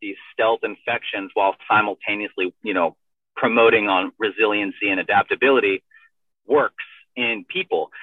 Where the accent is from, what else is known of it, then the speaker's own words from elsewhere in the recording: San Diego, California, United States; I'm from San Diego. I grew up in Rancho Bernardo